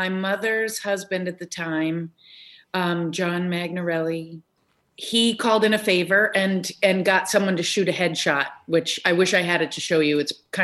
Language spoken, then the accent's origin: English; Newton, Massachusetts, United States; moved away as an adult; also born or lived in Chicago; I grew up in Newton, which is true